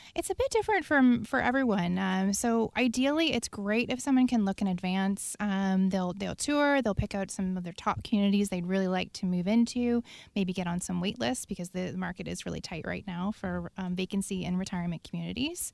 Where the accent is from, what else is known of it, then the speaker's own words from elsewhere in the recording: Prince Edward Island, Canada; now in Victoria, Canada; I'm from Prince Edward Island on the East Coast